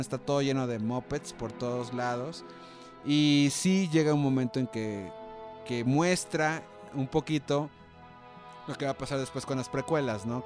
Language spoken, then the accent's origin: Spanish; Monterrey, Nuevo León, Mexico; como buen regio